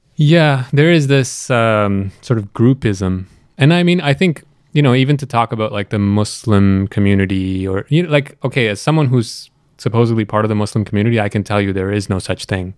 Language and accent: English; Canada; also born or lived in Pakistan; now in Toronto, Canada; I spent most of my life here in Canada, and the last recent uh, years of my life here in Toronto